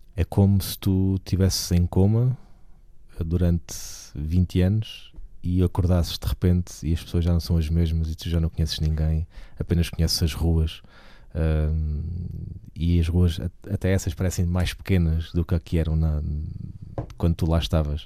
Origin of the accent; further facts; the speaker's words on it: Portugal; nós ainda temos muitas regiões no país que têm identidade